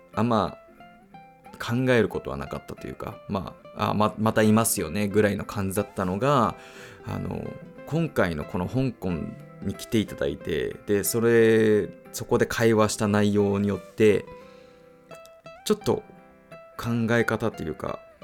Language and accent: Japanese; United States; moved away; 僕アメリカ育ちなんですけど